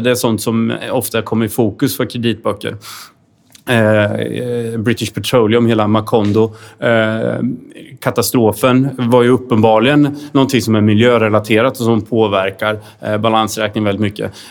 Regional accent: Sweden; som svenskar

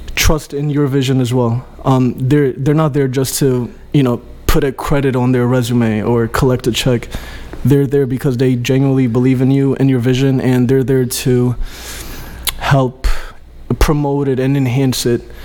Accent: Greece; moved away; my father is Albanian. My mom is Greek. I grew up in Greece

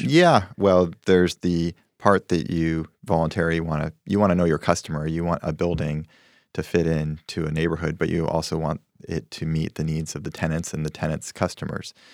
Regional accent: Spokane, Washington, United States; moved away as an adult; also born or lived in New York; wanted to do real estate back in my home state where I felt m, a little more connection

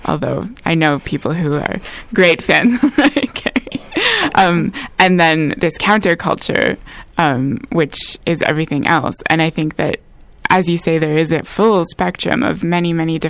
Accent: Cobourg, Ontario, Canada; I grew up in Cobourg, Ontario

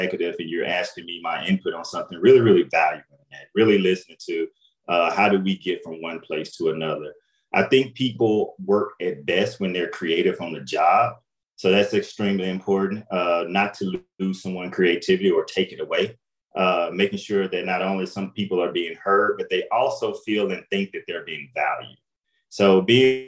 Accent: Jackson, Mississippi, United States; moved away as an adult; now in St. Louis, United States; So I'm from Jackson, Mississippi, you know, a small town

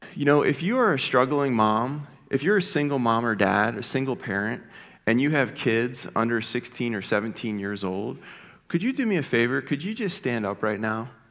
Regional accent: Philadelphia, Pennsylvania, United States; now in Ohio, United States; I grew up in Philadelphia. Um, and, uh, I, I haven't always been an Ohioan, but, uh, I've lived in Ohio now for about seventeen, eighteen years.

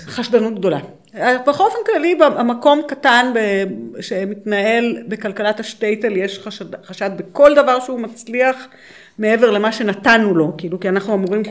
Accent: Israel; למרות שאני נולדתי פה

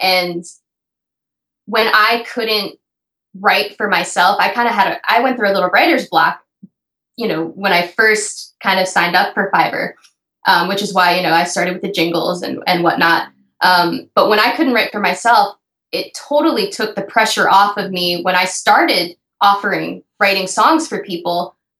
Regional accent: Florida, United States; also born or lived in New York; I spend most of my life in New York. I'm from Florida, but I never drove.

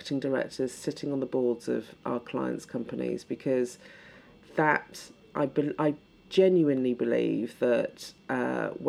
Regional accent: Reading, South East England, United Kingdom; I was growing up in Reading in the 70s

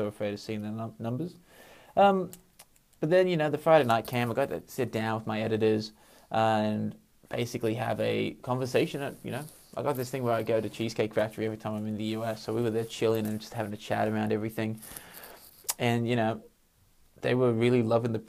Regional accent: Sydney, New South Wales, Australia; I'm from Sydney.

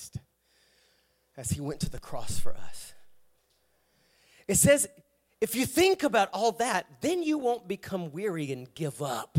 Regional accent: Savannah, Georgia, United States; I'm from the Savannah area

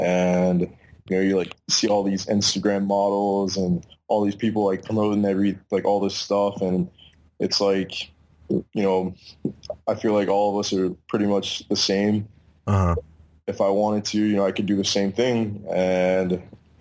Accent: near Baltimore, Maryland, United States; I grew up in Maryland, about 15 minutes out from Baltimore

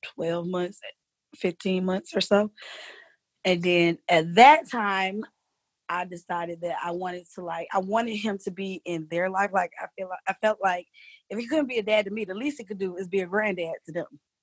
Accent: Alexandria, Virginia, United States; also born or lived in Lorton, Virginia; now in Georgia, United States; I was born in Alexandria, Virginia

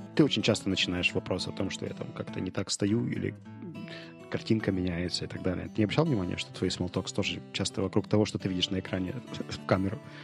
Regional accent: Ukraine; Я говорю, from Ukraine

